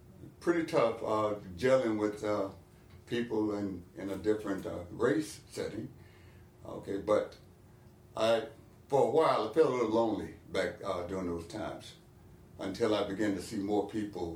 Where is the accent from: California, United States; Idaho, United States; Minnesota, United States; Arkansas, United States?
Arkansas, United States; moved away as an adult; now in North Carolina, United States; I'm originally from Arkansas